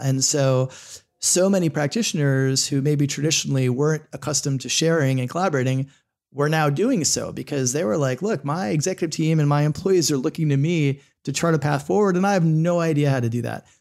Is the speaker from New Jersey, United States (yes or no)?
no; Florida, United States; also born or lived in New York / Los Angeles; now in Northern Virginia, United States; I grew up in Florida, spent some time in New York and L